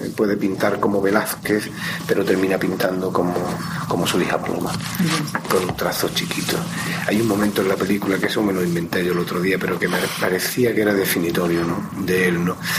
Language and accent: Spanish; Málaga, Andalusia, Spain; moved away; nacimos en Málaga, efectivamente, eso es así, nadie lo puede evitar. Mm, nos fuimos de Málaga también a unas edades más o menos parecidas